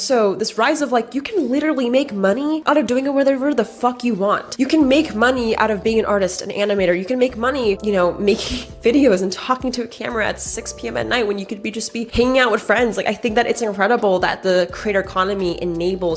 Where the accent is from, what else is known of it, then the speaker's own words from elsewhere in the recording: United States; I'm Asian American